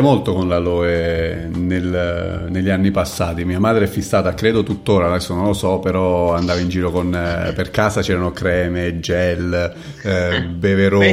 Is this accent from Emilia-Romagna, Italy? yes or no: no; near Pescara, Abruzzo, Italy; dalle, dalle mie parti, vicino Pescara e la periferia di Pescara